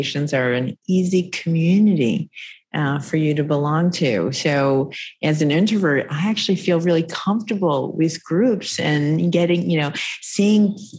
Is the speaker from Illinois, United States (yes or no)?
yes; Illinois, United States; now in Massachusetts, United States; I grew up in Illinois. It became my home